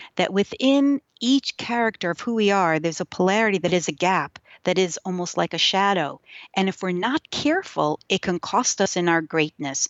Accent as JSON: {"language": "English", "town": "New York City", "region": "New York", "country": "United States", "tie": "born or raised there", "first_language": "Yiddish", "second_language": "English", "said": "I grew up in New York. in a small place. So I, I, I think of it as small. I don't think it's very small, but it's in Brooklyn where, in, in Williamsburg, Brooklyn"}